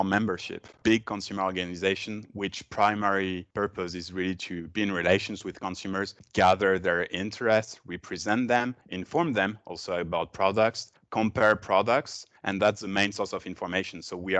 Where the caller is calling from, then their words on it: Brussels, Belgium; From Brussels, from my home, teleworking.